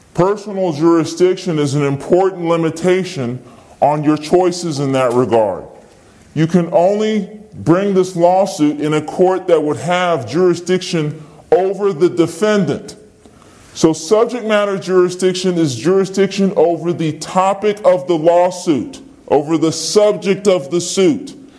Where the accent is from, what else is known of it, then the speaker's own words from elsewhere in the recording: Virginia, United States; I'm from Virginia.